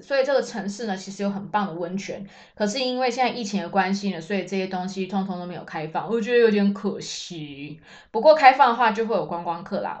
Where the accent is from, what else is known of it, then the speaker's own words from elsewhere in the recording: Taiwan; moved away as an adult; now in Germany; 我们台湾人